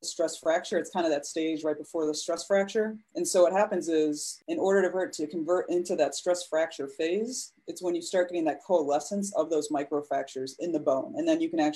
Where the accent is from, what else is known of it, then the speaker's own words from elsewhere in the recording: Chicago, Illinois, United States; also born or lived in Connecticut; I'm from the Chicagoland area. That's where my practice is.